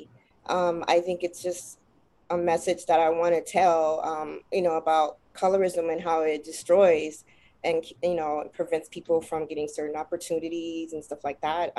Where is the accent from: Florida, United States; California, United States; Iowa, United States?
California, United States; Los Angeles; growing up in South Central